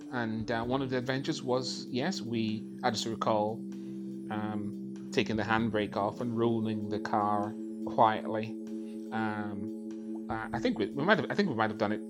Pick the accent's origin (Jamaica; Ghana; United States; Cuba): Jamaica; moved away as an adult; also born or lived in London; now in Northern Ireland; I was born in London and of course then went back to, I say back to Jamaica because that's clear that's where your grandparents are from. Um, so um, we uh, from a very, very early age. Um, went back to uh, Jamaica and then pretty much spent most of my teen uh, years there.